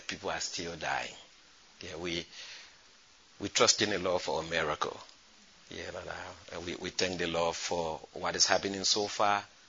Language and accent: English; Foya, Lofa County, Liberia; moved away; also born or lived in Niger; I come from Foya in Liberia.